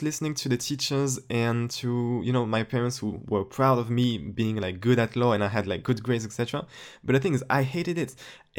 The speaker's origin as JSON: {"language": "English", "country": "France", "second_language": "English", "said": "Actually, for a French person, my accent is almost perfect. Like, really. If you ever come to France, you'll know what I'm talking about."}